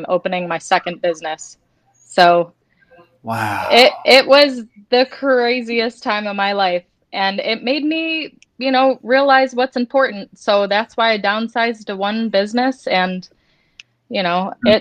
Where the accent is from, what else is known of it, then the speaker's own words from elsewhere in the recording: Detroit, Michigan, United States; moved away as an adult; I grew up in the Detroit area.